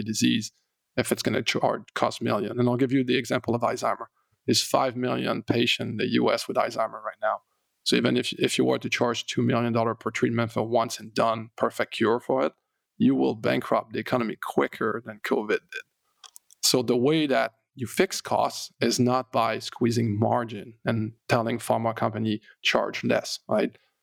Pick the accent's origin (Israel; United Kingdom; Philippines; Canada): Canada; I'm French Canadian